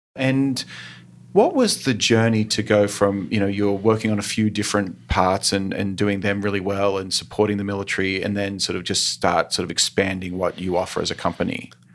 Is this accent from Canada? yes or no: no; Australia; now in United States; growing up in Australia